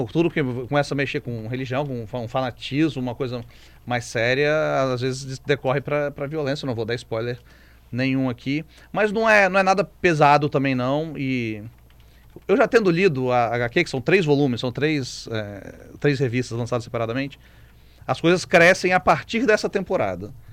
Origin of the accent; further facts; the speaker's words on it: Brazil; Sou brasileiro